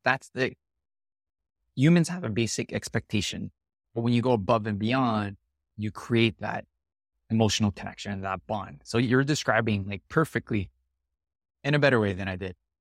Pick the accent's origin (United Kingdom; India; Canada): Canada; I'm really Canadian in my way of doing a lot of things